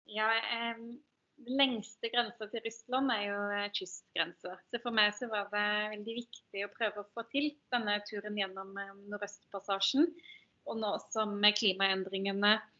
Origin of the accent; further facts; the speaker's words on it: Ølen, Rogaland, Norway; moved away; jeg ble født og oppvokst i Ølen kommune, som er en del av Hordaland.